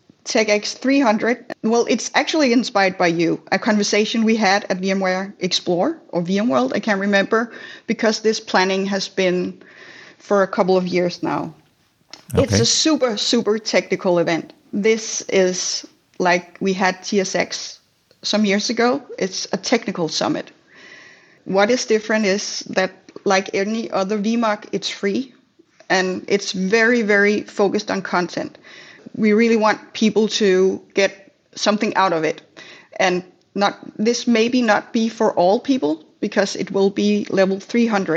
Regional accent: Denmark; I'm from Denmark.

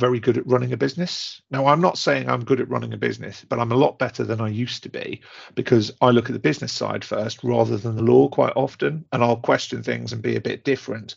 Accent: Newcastle upon Tyne, North East England, United Kingdom; I'm a Geordie by nature

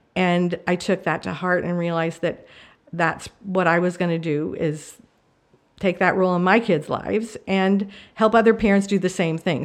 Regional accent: New Mexico, United States; also born or lived in Marshall Islands; I grew up in New Mexico

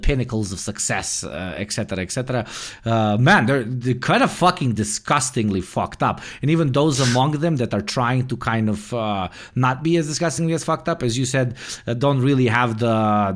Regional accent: New Jersey, United States; I'm literally from New Jersey

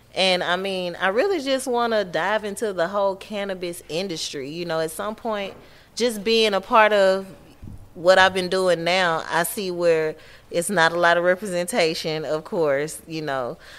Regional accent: Atlanta, Georgia, United States; Born and raised Georgia peach.

